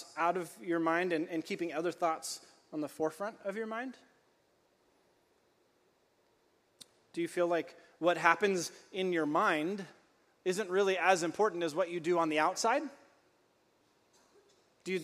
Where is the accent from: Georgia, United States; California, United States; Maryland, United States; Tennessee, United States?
California, United States; I grew up in California